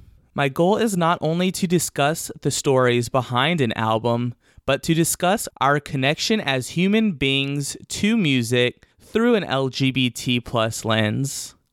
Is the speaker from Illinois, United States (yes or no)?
no; Elkhart, Indiana, United States; born there; also born or lived in Yorktown, Virginia / Newport News, Virginia / Bloomington, Indiana / New York City; I was born in Elkhart, Indiana. That's a small town outside of Chicago, just over the Indiana state line.